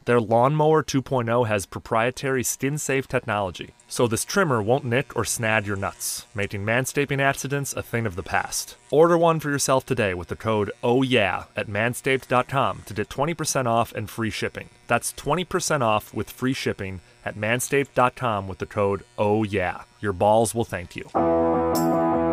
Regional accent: Chicago, Illinois, United States; moved away; Dialing in from my hometown of Chicago, Illinois

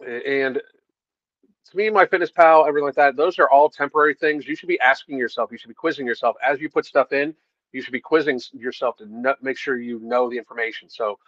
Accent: Alaska, United States; I grew up in Alaska long before off-grid, living off-grid was being cool.

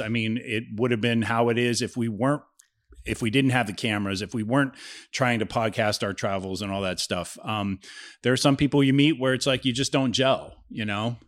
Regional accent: Ohio, United States; also born or lived in California; now in Florida, United States; I'm from Ohio. It's literally across the border from Cincinnati.

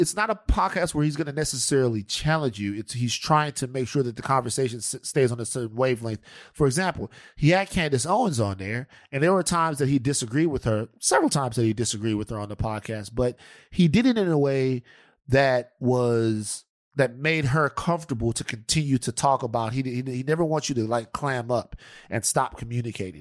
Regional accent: Louisiana, United States; I'm from Louisiana

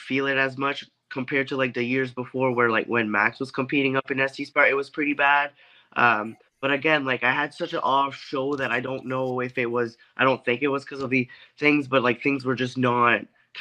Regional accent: Canada; I had just moved back here in my hometown

